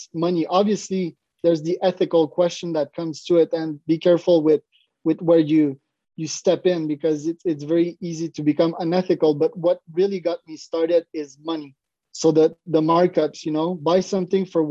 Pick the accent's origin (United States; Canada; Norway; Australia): Canada; Montreal, Quebec; I'm from Montreal, Canada.